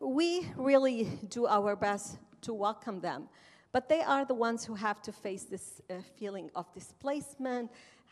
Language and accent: English; Amman, Amman Governorate, Jordan; moved away; I am an Arab and Muslim woman who was born and raised in Amman, Jordan, of Palestinian descent.